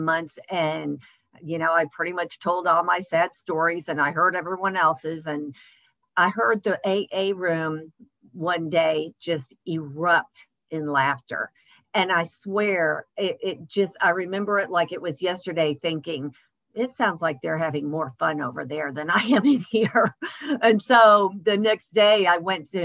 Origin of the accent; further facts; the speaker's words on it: Michigan, United States; moved away as an adult; also born or lived in Texas; I grew up in Michigan. I moved to Texas when I was 18